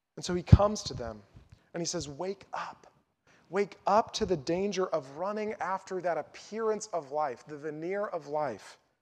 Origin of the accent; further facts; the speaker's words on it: North Carolina, United States; also born or lived in Lincoln, Nebraska; my hometown in North Carolina